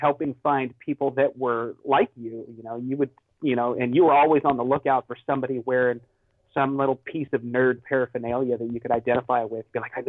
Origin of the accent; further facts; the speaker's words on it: California, United States; also born or lived in Washington; I was born in Washington, lived a year up there as a child, and then, California